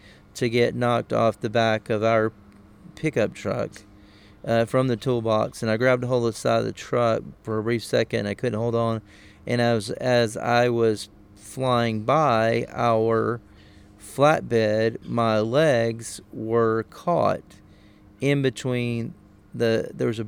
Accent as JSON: {"language": "English", "region": "Southwest Georgia", "country": "United States", "tie": "born or raised there", "said": "the small town in South Georgia where I'm from"}